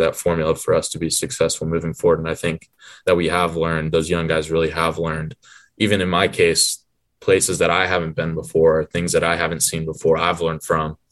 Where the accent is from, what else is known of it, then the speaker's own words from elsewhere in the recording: Atlanta, Georgia, United States; we're both from Atlanta